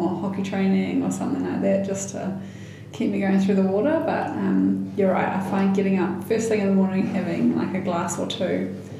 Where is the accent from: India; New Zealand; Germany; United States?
New Zealand; Northland; But I was born and bred in Northland, and I'm pretty proud to be from this province.